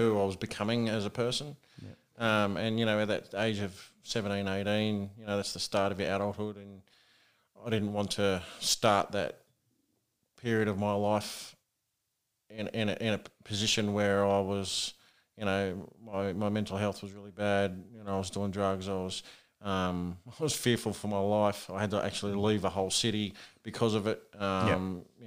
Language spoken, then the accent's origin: English; Sydney, New South Wales, Australia; also born or lived in Auckland, New Zealand; moved over to Australia when I was about eight with my parents, mm-hmm. with my uh, sister as well. Yeah, we moved into Sydney